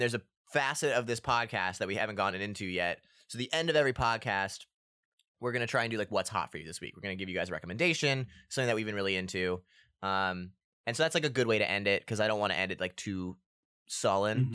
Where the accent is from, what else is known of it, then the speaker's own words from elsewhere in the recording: Annapolis, Maryland, United States; we're from Annapolis, and my mom worked for the festival for a little bit